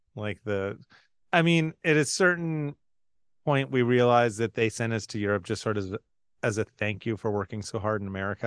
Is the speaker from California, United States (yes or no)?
yes; San Francisco, California, United States; We're from San Francisco